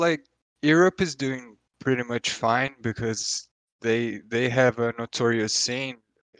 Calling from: São Paulo, Brazil; São Paulo, Brazil.

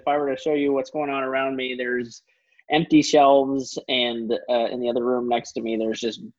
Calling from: Louisville, Kentucky, United States; also born or lived in Twin Falls, Idaho; I'm calling to you from Louisville, Kentucky, where we are just about to move to Twin Falls, Idaho in 3 weeks, less than 3 weeks.

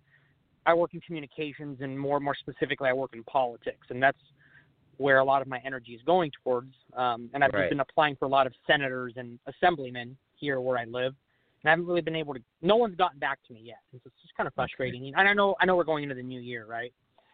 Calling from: California, United States; I'm from California.

